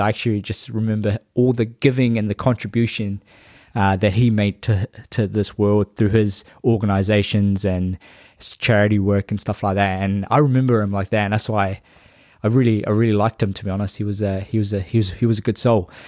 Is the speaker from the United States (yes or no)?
no; Labasa, Northern Division, Fiji; moved away; my hometown, Lambasa